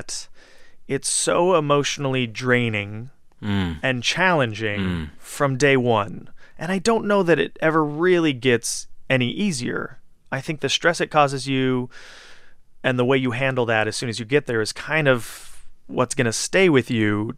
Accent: Southern California, United States; moved away as an adult; now in New York, United States; I was raised in Southern California

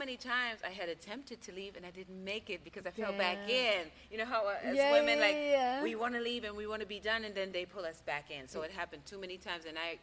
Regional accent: Germany; moved away; I'm from Germany

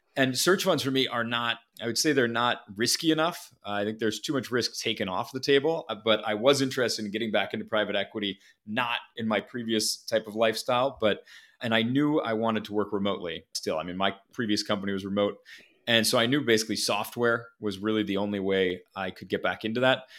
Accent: Minneapolis, Minnesota, United States; moved away as an adult; also born or lived in Ohio; I, I grew up in Minneapolis, went to school in Ohio

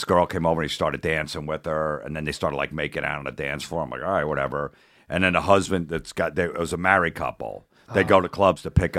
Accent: New Jersey, United States; In Jersey.

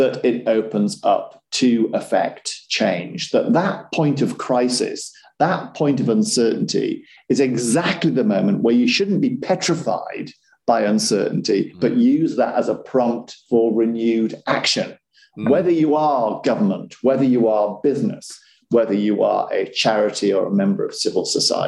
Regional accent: Yorkshire and the Humber, United Kingdom; also born or lived in Sunderland; where I grew up in West Yorkshire.

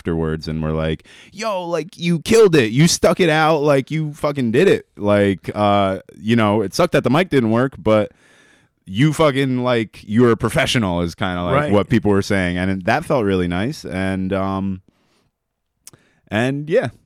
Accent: Albany, New York, United States; I'm born and raised in Albany

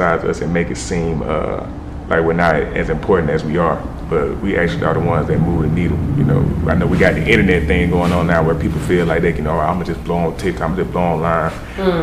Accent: Columbus, Georgia, United States; I'm from the 706 Columbus, Georgia, man. South Georgia, country nigga

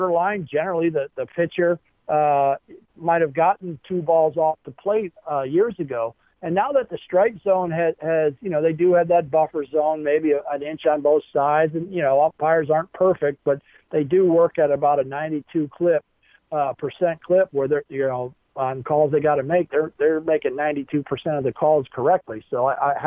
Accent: Baltimore, Maryland, United States; when I was a kid, you know, was in growing up in Baltimore, Maryland

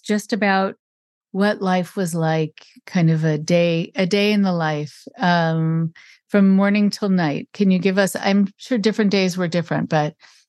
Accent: Los Angeles, California, United States; I remember growing up in Los Angeles

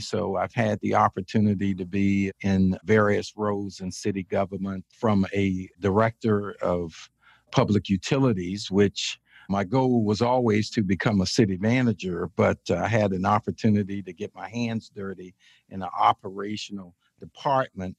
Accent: Chesapeake, Virginia, United States; also born or lived in Richmond, Virginia; ended up coming back to my hometown in Chesapeake, Virginia, as city manager

